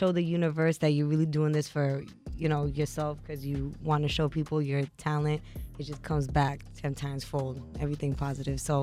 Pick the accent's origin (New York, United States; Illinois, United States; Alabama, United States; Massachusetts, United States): Massachusetts, United States; Boston; I'm from Boston, too